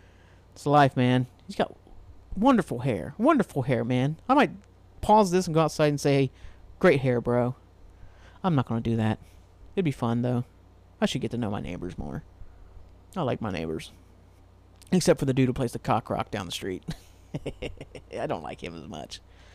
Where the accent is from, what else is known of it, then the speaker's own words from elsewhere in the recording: Portsmouth, Ohio, United States; now in Columbus, United States; Like, I'm from Portsmouth, Ohio. I live in Columbus. I'm from Portsmouth, Ohio.